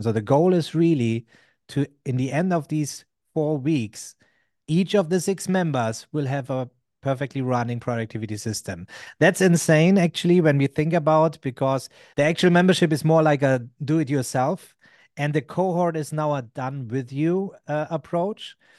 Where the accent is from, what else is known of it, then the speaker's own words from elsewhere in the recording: Germany; I'm from Germany